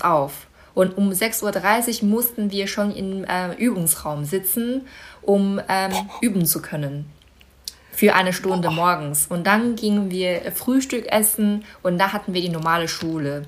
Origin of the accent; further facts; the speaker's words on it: Baotou, Inner Mongolia, China; moved away; Bauto heißt meine Heimatstadt